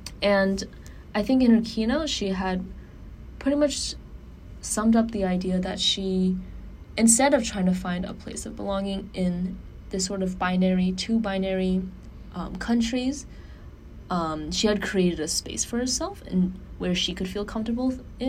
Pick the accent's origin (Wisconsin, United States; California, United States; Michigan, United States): California, United States; Bay Area; I grew up in the Bay Area and everyone around me was Asian. I came from, you know, or predominantly Chinese or Indian sort of immigrant families.